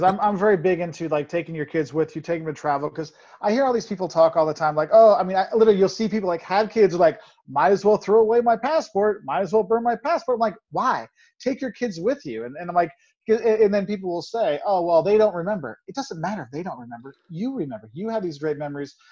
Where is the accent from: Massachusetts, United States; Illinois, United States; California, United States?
Illinois, United States; Quincy; now in Champaign, United States; I grew up in Quincy, Illinois, a small town in the western part of Illinois